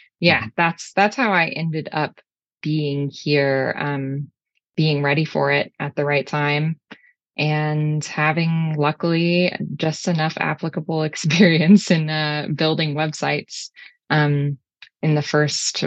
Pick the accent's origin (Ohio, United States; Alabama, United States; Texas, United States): Texas, United States; Houston; moved away as an adult; also born or lived in Chicago / Scotland; I guess I've always been a Texan. I'm from Houston, but I spent a lot of time in Chicago in college